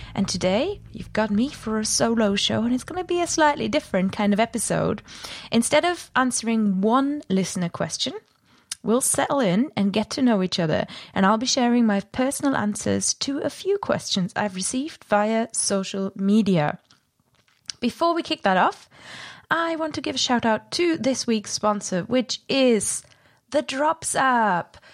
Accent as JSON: {"language": "English", "country": "Germany", "accent": "German", "said": "my german accent"}